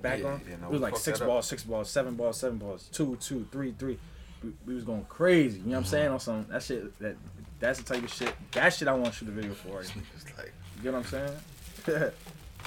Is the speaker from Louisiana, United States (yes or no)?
no; New York City, New York, United States; now in Allentown, United States; in Allentown, but you know, I'm from Brooklyn